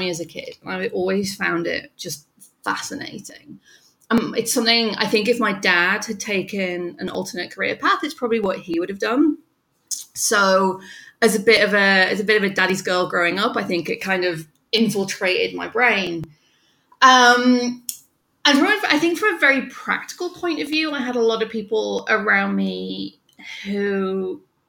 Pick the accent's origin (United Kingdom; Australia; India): United Kingdom; North East England; moved away as an adult; now in New York, United States; I am from the northeast of England, right under the Scottish border, really. So I'm a country girl